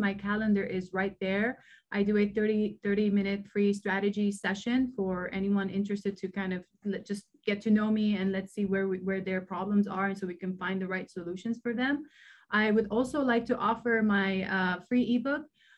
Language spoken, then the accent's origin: English; Lebanon; moved away; I grew up in Lebanon and during wartime.